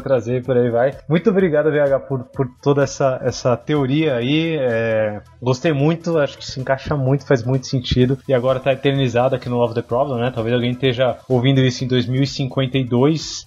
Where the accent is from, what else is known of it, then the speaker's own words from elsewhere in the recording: Brazil; a gente do Brasil